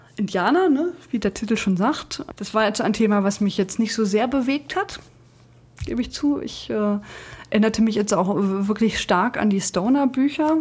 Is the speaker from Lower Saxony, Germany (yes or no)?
yes; Braunschweig, Lower Saxony, Germany; Ich komme ja aus Braunschweig